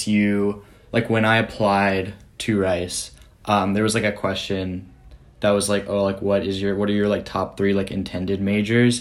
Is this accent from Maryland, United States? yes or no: no; Montgomery, Alabama, United States; I grew up in Montgomery, Alabama. So deep south. I've been there my whole life.